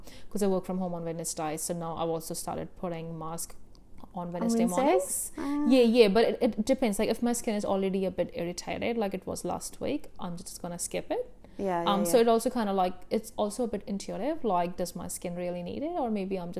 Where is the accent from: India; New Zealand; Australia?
India; I grew up in India, grew up in an Indian family.